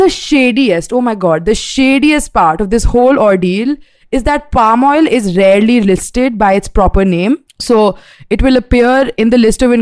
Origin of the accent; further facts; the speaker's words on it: India; We're Indian.